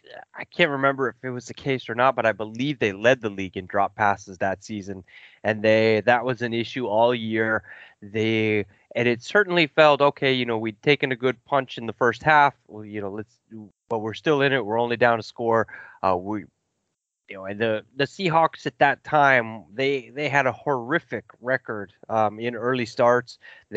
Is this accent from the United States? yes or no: yes; Kansas City, Missouri, United States; I grew up in the Midwest in Kansas City, and outside Kansas City.